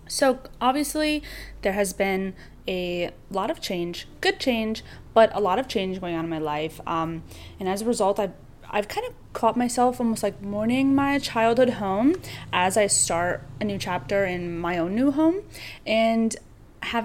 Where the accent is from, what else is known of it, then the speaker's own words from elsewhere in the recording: Western New York, United States; now in Nyack, United States; growing up in Western New York